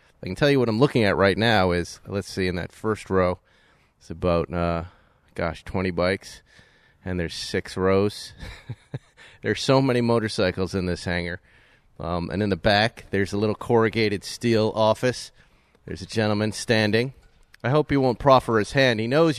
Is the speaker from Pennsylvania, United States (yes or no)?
no; Fall River, Massachusetts, United States; I'm from Massachusetts. I was born in Fall River, which is nearby.